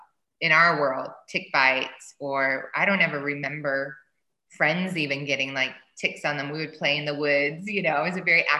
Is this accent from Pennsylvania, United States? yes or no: no; Reading, Massachusetts, United States; moved away; also born or lived in Seattle / Nashville; I grew up right outside of Boston, Massachusetts, as we say, Boston, and in a town called Reading, Mass